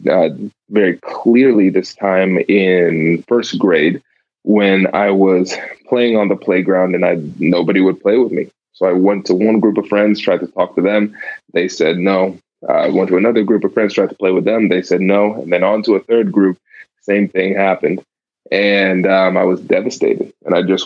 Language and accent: English; Tiffin, Ohio, United States; also born or lived in New Jersey / Caribbean (ancestry); now in Columbus, United States; I grew up in a small town called Tiffin, Ohio. Born in New Jersey, spent, I think, 3 good years there, and then moved.